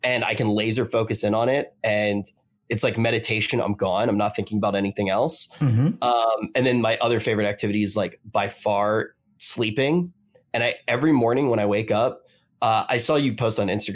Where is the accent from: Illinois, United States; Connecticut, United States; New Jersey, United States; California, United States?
New Jersey, United States; Atlantic City; moved away; also born or lived in New York; I grew up in Atlantic City